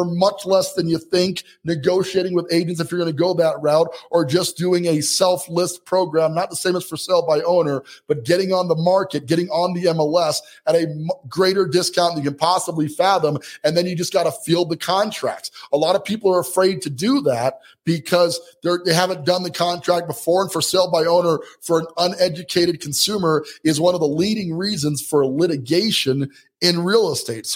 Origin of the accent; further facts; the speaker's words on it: Colorado Springs, Colorado, United States; my hometown here, Colorado Springs, Colorado